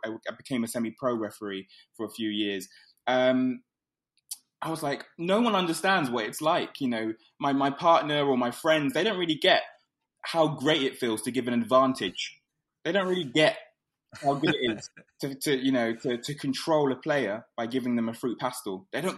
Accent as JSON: {"language": "English", "region": "London", "country": "United Kingdom", "tie": "born or raised there", "also_born_or_lived": "Islington", "said": "I grew up in Hoxton, and I moved to Islington."}